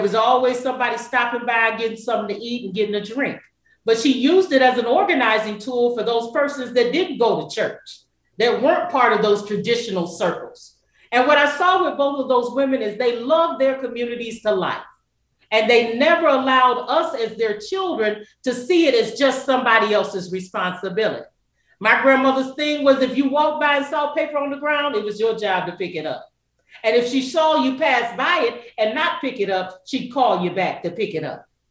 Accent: Kingsport, Tennessee, United States; moved away as an adult; now in Detroit, United States; I consider myself an adopted Detroiter, uh, originally from a little small town called Kingsport, Tennessee

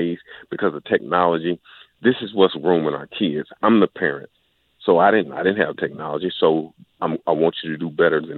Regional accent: Houston, Texas, United States; now in Huntsville, United States; I'm originally from Houston, Texas. I'm just temporary here in Alabama

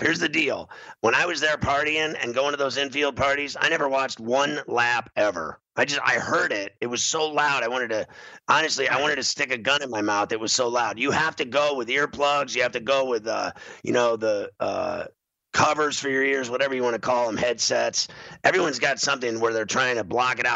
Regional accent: Pittsburgh, Pennsylvania, United States; I grew up in Pittsburgh my whole life

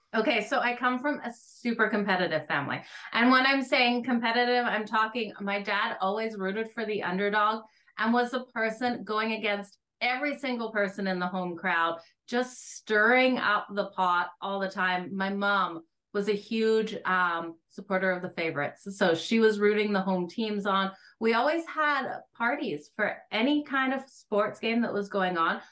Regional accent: Australia; also born or lived in Alberta, Canada; now in Canada; I grew up playing it in Australia. When I moved to Canada, I played for Team Alberta.

